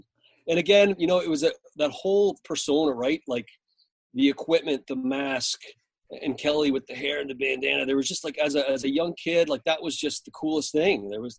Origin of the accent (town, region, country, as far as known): Canada